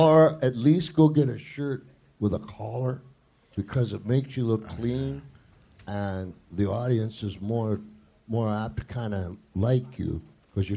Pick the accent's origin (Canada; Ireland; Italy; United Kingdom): Canada; I'm from Canada